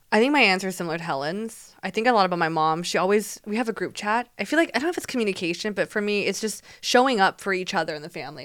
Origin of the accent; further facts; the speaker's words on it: Taiwan; moved away; me growing up in Taiwan